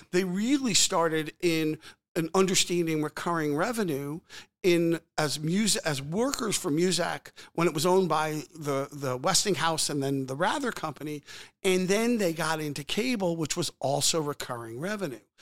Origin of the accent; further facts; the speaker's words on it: Old Bridge, New Jersey, United States; moved away; also born or lived in Philadelphia; I was born in Old Bridge, New Jersey